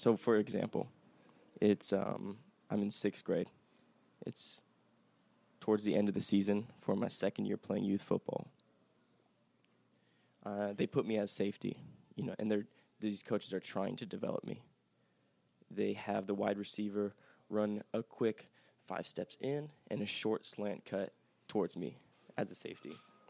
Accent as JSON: {"language": "English", "town": "Palmdale", "region": "California", "country": "United States"}